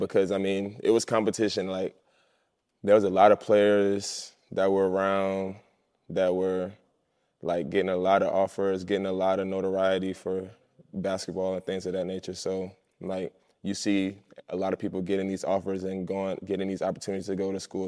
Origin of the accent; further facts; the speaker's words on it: Columbia, South Carolina, United States; moved away; I grew up in Columbia, South Carolina my whole life.